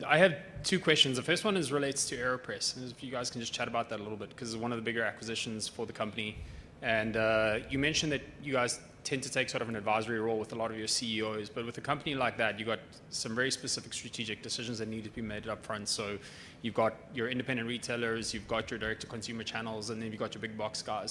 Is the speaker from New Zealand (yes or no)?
no; South Africa; now in Victoria, Canada; I'm from South Africa, but recently moved to Victoria